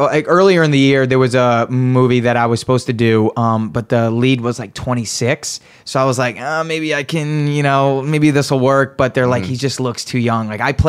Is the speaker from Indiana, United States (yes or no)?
no; Rhode Island, United States; also born or lived in Montreal; I'm from Rhode Island.